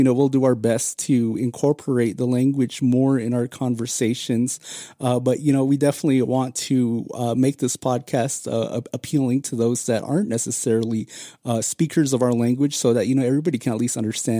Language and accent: English; Arizona, United States; if you grew up on the reservation like we did